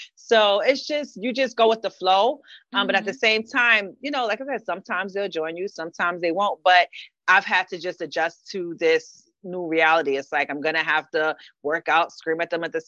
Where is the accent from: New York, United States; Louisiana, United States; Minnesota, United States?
New York, United States; New York City; moved away as an adult; now in Brooklyn, United States; I'm from the Bronx, born and raised.